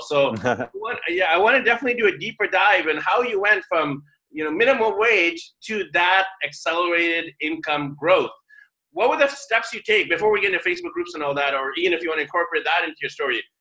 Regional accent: Vancouver, British Columbia, Canada; now in Manila, Philippines; my hometown of Vancouver, BC, Canada

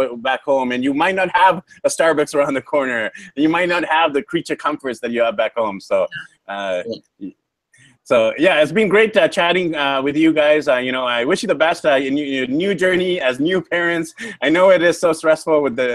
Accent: Vancouver, British Columbia, Canada; moved away; We're from Vancouver, BC, Canada

